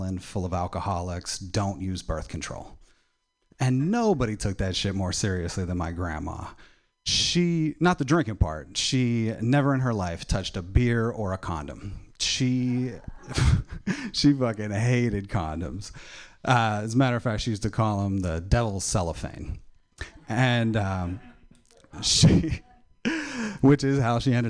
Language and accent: English; Pennsylvania, United States; moved away; I am originally from Pennsylvania